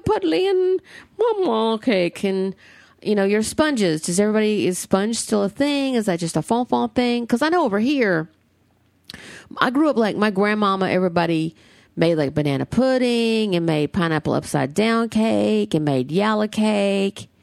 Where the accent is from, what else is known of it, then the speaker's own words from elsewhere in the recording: the South, United States; now in Southern California, United States; I'm the Southerner.